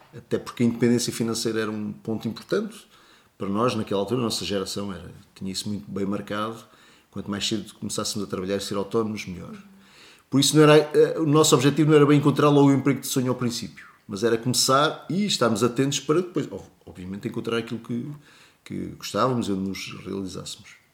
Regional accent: Portugal; até somos portugueses, gostamos muito de, de nos sentir portugueses

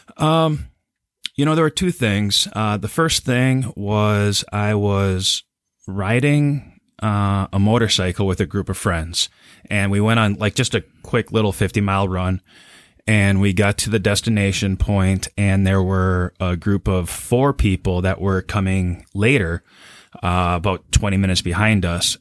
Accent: New Hope, Minnesota, United States; I grew up in New Hope. Uh, it was right on the border of Plymouth.

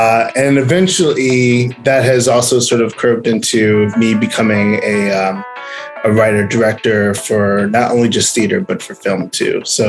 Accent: Oak Park, Illinois, United States; I grew up in Oak Park, which is right outside of Chicago, the first suburbs west of Chicago. And my mom's from Chatham, and she grew up out there. And my dad's from Queens

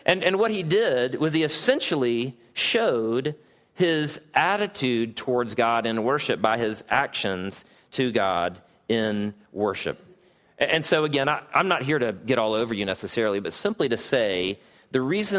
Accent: Southeast, United States; I had always thought that my whole respect and honor thing grew out of the fact that I was from the Southeast.

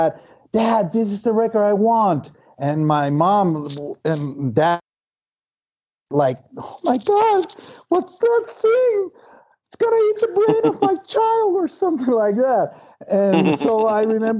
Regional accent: Venezuela; English is a second language; born and raised in Venezuela

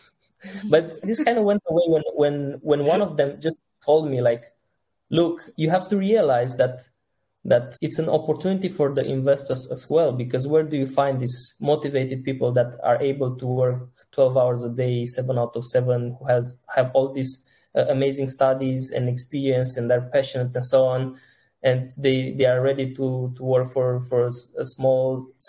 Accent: Sebeș, Alba County, Romania; I'm originally from not so far from Cluj. It's a Sebeș

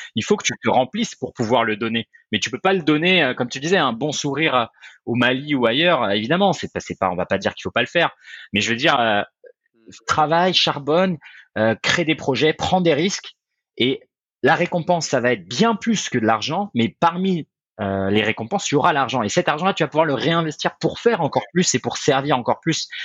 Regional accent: France; moved away; j'ai quitté la France très tôt

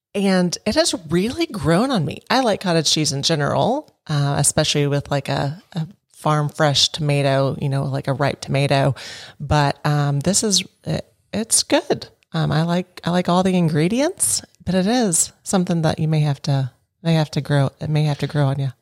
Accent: Lexington, United States; Lexington, which is my hometown

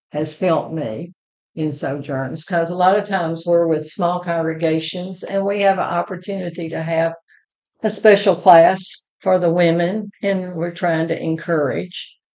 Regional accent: Shreveport, Louisiana, United States; moved away as an adult; now in Moulton, United States; I grew up in Shreveport, Louisiana, but when I married Larry, I became an Alabama girl.

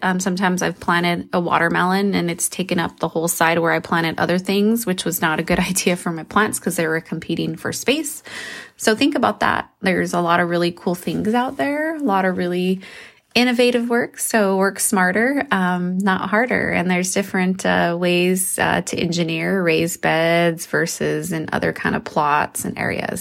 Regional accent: New Mexico, United States; I come from New Mexico

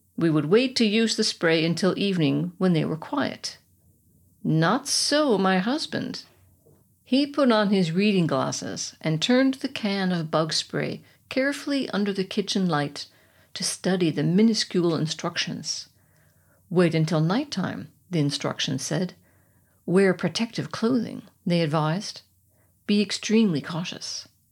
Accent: United States; moved away as an adult; now in Germany; as an American suburbanite, I would be considered a country girl

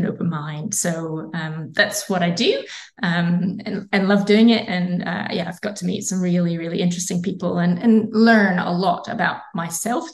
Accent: Scotland, United Kingdom; accent: Scottish; now in Australia; my Scottish accent

